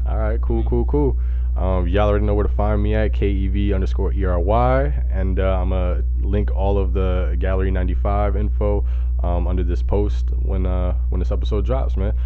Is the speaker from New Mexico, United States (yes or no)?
no; Junction City, Kansas, United States; moved away; I'm not even from Kansas City. I'm from Junction City, Kansas